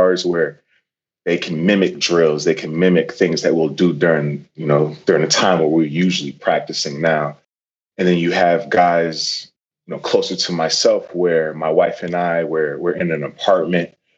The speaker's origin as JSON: {"language": "English", "town": "Norwalk", "region": "Connecticut", "country": "United States", "tie": "born or raised there", "said": "I grew up in Norwalk, Connecticut"}